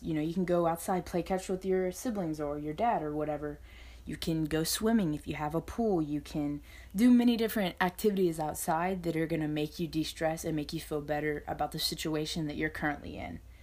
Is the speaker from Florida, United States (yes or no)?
yes; Northwest Florida, United States; I'm from Northwest Florida, and I'm currently a high school student.